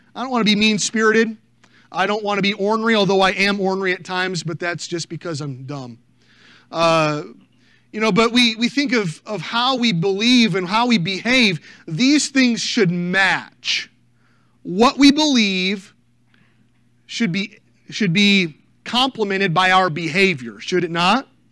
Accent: United States; As American people

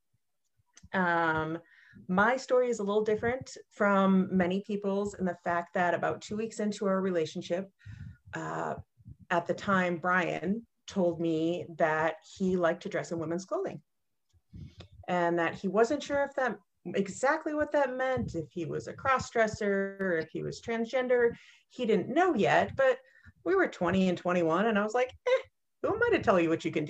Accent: Northern Minnesota, United States; I grew up in Northern Minnesota in not necessarily a small town, but a smaller town

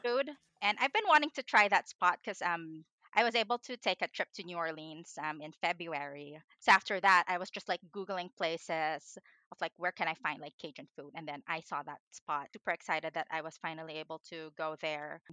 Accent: Philippines; moved away; I grew up in the Philippines

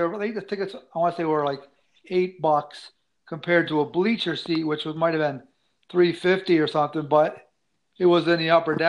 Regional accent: Plymouth, Michigan, United States; I am from Plymouth, Michigan.

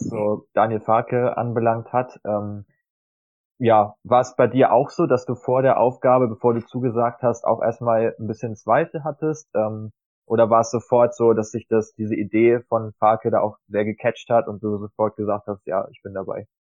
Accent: Germany; als Deutscher

